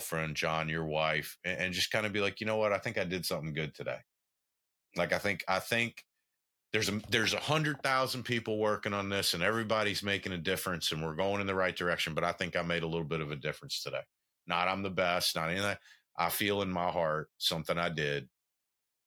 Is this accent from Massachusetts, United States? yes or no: no; southwest Tennessee, United States; I grew up in Tennessee, in the far southwest corner of Tennessee.